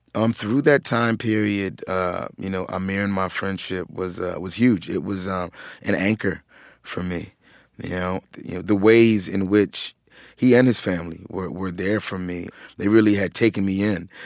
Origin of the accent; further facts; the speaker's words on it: Philadelphia, Pennsylvania, United States; growing up in Philadelphia